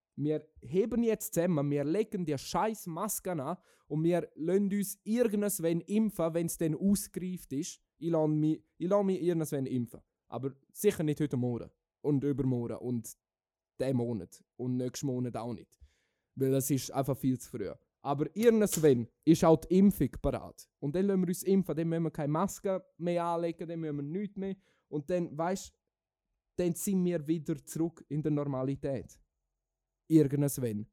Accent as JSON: {"language": "German", "country": "Switzerland", "said": "wir in der Schweiz"}